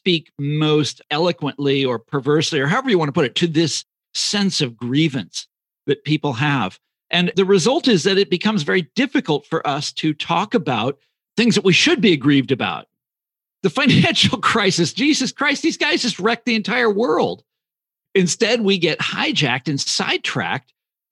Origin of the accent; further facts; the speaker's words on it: Kansas City, Kansas, United States; moved away; also born or lived in Chicago; I'm from Kansas City originally